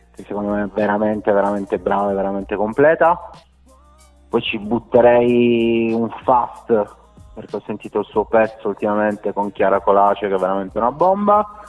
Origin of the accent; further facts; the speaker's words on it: Rivoli, Piedmont, Italy; Io sono di Rivoli, precisamente Tettino Erottica, una frazione di Rivoli